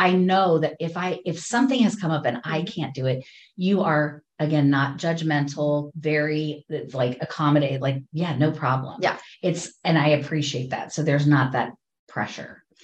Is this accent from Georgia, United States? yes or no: no; Ohio, United States; moved away as an adult; also born or lived in Richmond, Virginia / Boston / Los Angeles; now in Pacific Northwest, United States; I grew up in Ohio, and then I moved to Richmond, Virginia, then Boston, then Los Angeles, then here